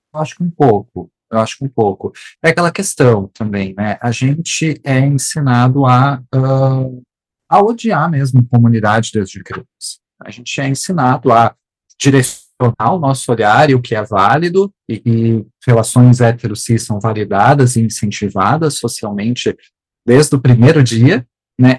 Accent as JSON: {"language": "Portuguese", "region": "South Region", "country": "Brazil", "said": "Eu sou, eu sou do Sul"}